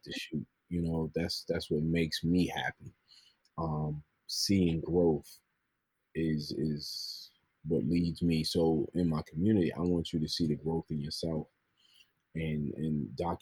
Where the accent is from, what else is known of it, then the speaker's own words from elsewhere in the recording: New York City, New York, United States; I'm from the Bronx, New York